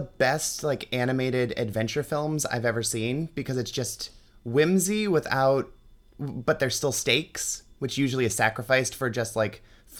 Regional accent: Cleveland, Ohio, United States; I'm from Cleveland, so that is like an institution here.

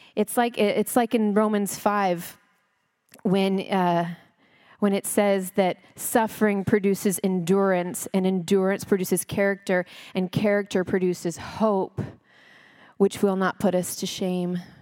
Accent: Texas, United States; also born or lived in California; now in Frisco, United States; I'm Christian because I'm American and I'm Texan

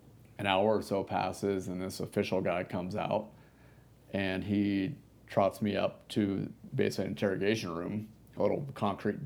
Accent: United States; as an American

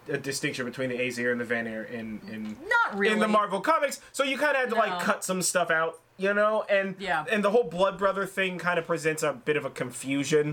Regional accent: California, United States; born and raised in California

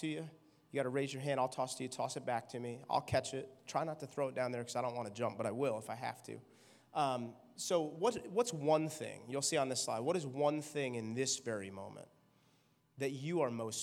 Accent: New York, United States; I'm a New Yorker

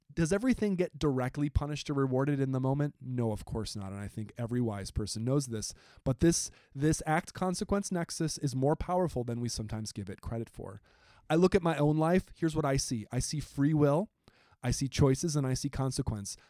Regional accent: Wisconsin, United States; I'm from Wisconsin, right next door

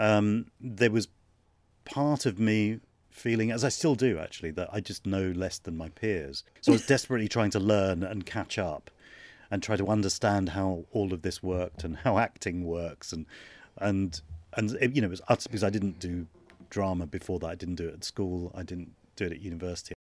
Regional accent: London, United Kingdom; I was born in London

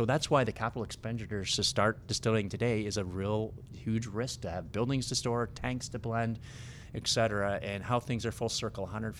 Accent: Canada; Us as Canadian

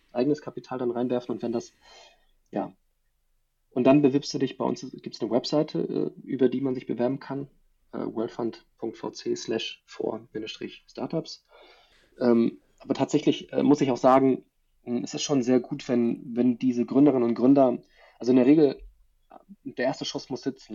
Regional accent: Germany; bei uns in Deutschland

